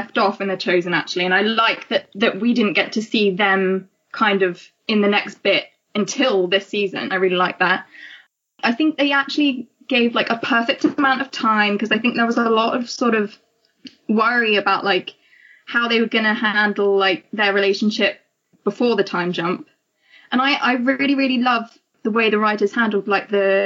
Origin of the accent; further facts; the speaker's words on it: England, United Kingdom; I'm from England, obviously, as you can tell from my accent.